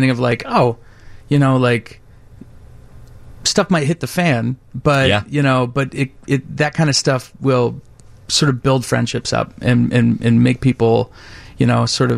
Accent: Indianapolis, Indiana, United States; now in Chicago, United States; I'm just from outside Indianapolis.

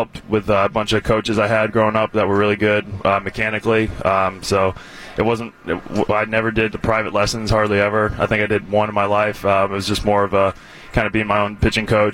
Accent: Cincinnati, Ohio, United States; now in Milwaukee, United States; I'm from Cincinnati originally

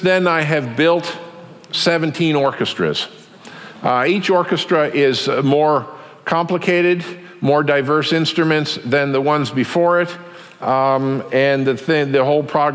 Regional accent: Taos, New Mexico, United States; my hometown, Taos, New Mexico

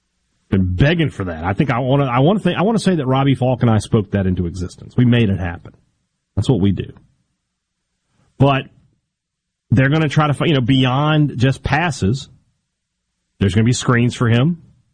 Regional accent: Vicksburg, Mississippi, United States; from my hometown of Vicksburg to Meridian, and all points in between, my voice over the air in the great state of Mississippi, my home.

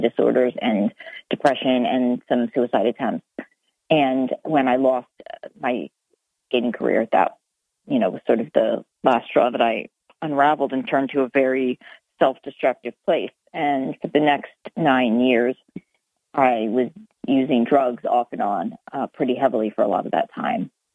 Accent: Lancaster, Pennsylvania, United States; moved away; also born or lived in Ithaca; I grew up in Lancaster, Pennsylvania

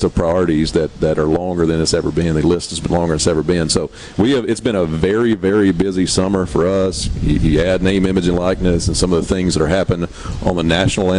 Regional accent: Hoka, Mississippi, United States; that's my hometown.

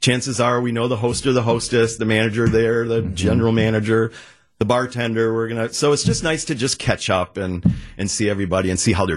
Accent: Boston, Massachusetts, United States; now in Milwaukee, United States; I grew up in Boston

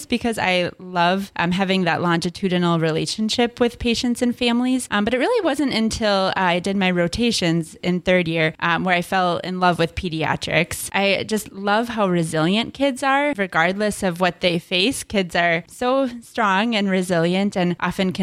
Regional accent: Minneapolis–Saint Paul, Minnesota, United States; now in Duluth, United States; I grew up in the Twin Cities

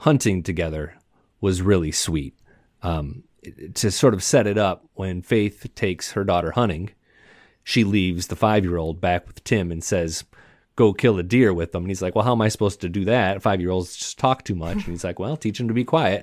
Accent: Michigan, United States; I grew up in Michigan

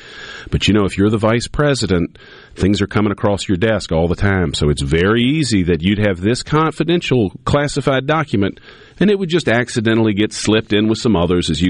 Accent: United States; But I like to think the first thing I think about myself is I'm an American.

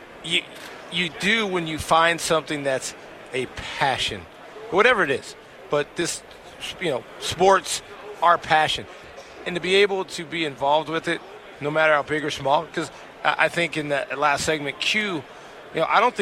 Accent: El Paso, Texas, United States; El Paso's the spot. That is my hometown

